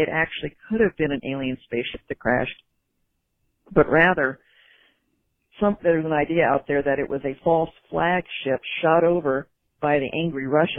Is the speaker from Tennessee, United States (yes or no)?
no; Dallas-Fort Worth area, Texas, United States; I grew up in the Dallas-Fort Worth area